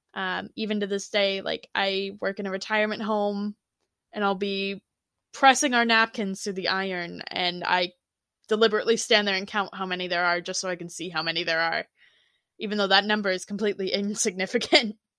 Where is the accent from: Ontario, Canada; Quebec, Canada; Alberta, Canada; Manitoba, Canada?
Ontario, Canada; I'm from Ontario, Canada